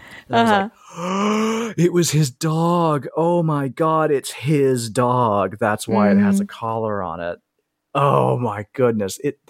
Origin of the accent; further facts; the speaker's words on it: the South, United States; I'm from the South.